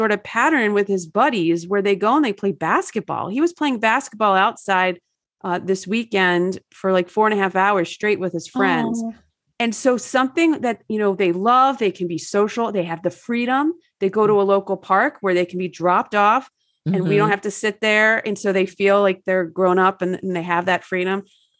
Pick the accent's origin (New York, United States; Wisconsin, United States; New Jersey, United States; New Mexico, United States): New Jersey, United States; I grew up in New Jersey and that was definitely not the case.